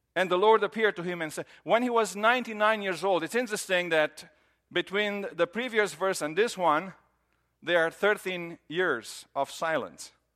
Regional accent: Romania; moved away as an adult; now in United States; I grew up in Romania

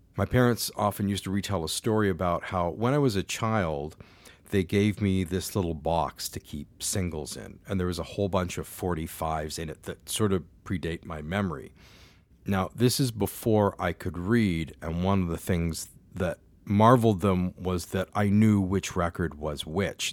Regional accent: London, Ontario, Canada; also born or lived in Ottawa; I'm based in London, Ontario, Canada, which is where I grew up and am now back in my hometown

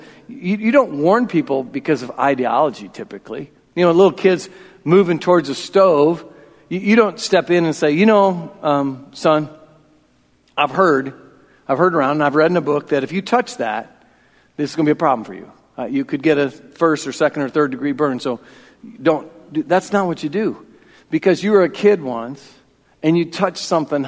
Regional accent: Iowa, United States; I'm from Iowa

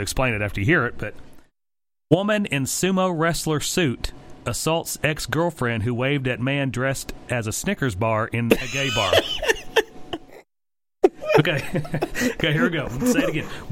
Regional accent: Oklahoma, United States; we are from Oklahoma

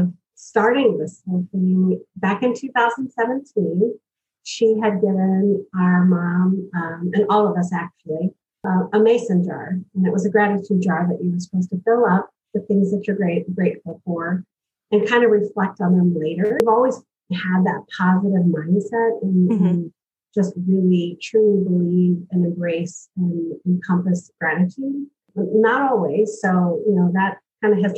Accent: United States; I'm originally from North County

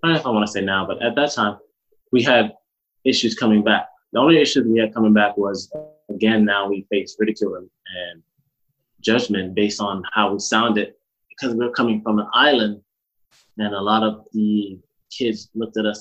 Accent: South Florida, United States; also born or lived in Alabama / Jamaica; I lived most of my, I guess, middle school, high school time in South Florida

